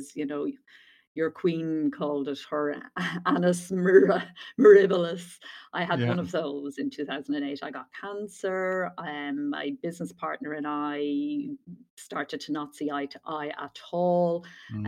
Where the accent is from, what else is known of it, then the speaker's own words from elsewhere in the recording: southeast Ireland, Ireland; also born or lived in Dublin; as you can hear probably from my accent, grew up in Ireland, in the southeast corner of the Republic of Ireland, and educated there.